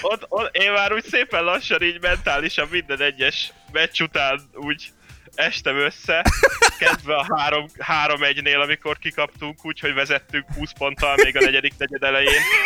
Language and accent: Hungarian; Kecskemét, Bács-Kiskun, Hungary; Kecskeméti vagyok igazából